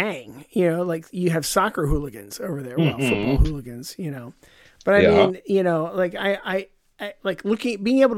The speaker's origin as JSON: {"language": "English", "country": "United States", "said": "I'm American"}